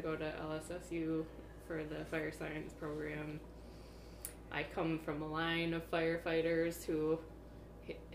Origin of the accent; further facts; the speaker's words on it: Roscommon, Michigan, United States; moved away as an adult; also born or lived in Iowa / Ireland / North Dakota / Colorado; now in Alpena, United States; I am originally from Roscommon, Higgins Lake area